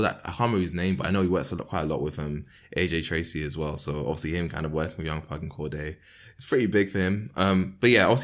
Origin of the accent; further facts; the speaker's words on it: London, United Kingdom; my hometown, like, you know, Crystal Palace / Penge